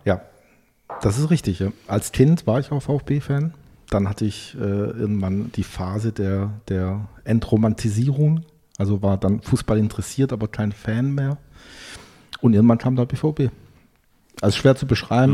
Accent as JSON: {"language": "German", "town": "Brackenheim", "region": "Baden-Württemberg", "country": "Germany", "tie": "born or raised there", "moved": "as an adult", "lives_now": "Berlin, Germany", "said": "Ich komme ja aus Süddeutschland, aus Heilbronn, genauer aus einer sehr idyllischen Region, dem Zabergäu, äh, aus dem Ort Brattenheim."}